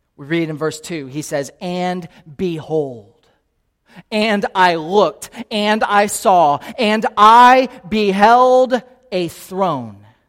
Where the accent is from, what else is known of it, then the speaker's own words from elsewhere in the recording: Naples, Florida, United States; now in Kansas City, United States; I grew up here in Naples, Florida